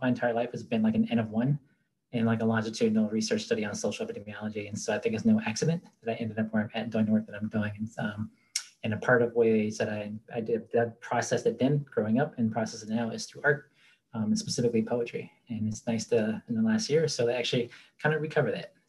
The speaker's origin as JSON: {"language": "English", "town": "Steubenville", "region": "Ohio", "country": "United States", "tie": "born or raised there", "also_born_or_lived": "Baltimore, Maryland", "moved": "yes", "said": "I'm originally from the Pittsburgh area, just outside of Pittsburgh, Steubenville, Ohio. I always say that I was born in a red line city. I grew up in sundown towns and was raised in segregated low-income and public housing."}